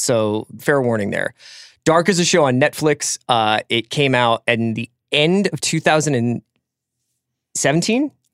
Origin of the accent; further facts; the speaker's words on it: East Coast, United States; I come from the East Coast